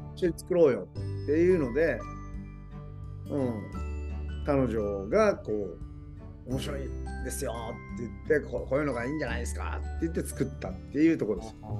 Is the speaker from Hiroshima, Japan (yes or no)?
yes; Hiroshima, Japan; moved away as an adult; 西日本自分の地元